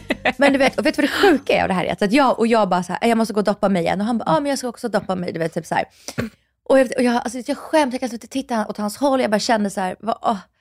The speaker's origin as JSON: {"language": "Swedish", "country": "Russia", "moved": "yes", "lives_now": "Sweden", "said": "jag är från Ryssland"}